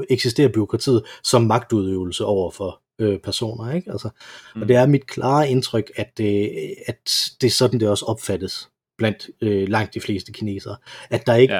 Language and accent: Danish; Denmark